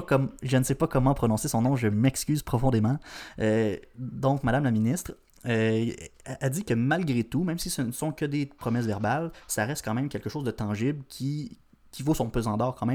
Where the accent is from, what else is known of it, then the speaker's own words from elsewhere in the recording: Canada; Je suis né au Canada